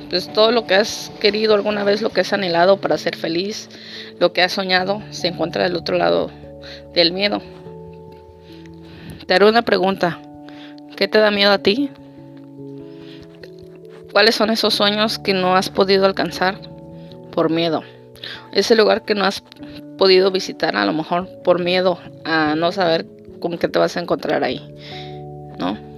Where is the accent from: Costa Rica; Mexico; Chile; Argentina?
Mexico; Guerrero; now in Tijuana, Mexico; yo soy del estado de Guerrero y actualmente radico en la ciudad de Tijuana, de Baja California.